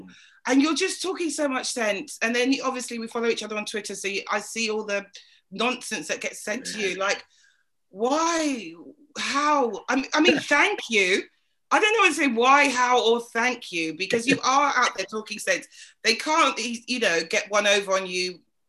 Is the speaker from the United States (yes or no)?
no; England, United Kingdom; I'm English.